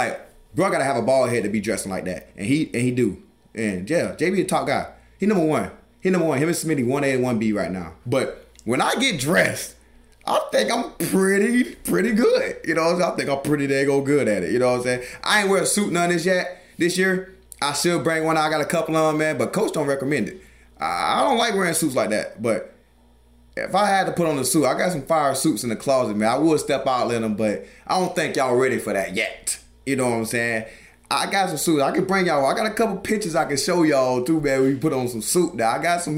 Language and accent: English; the South, United States; I'm from the South. I don't do the cold.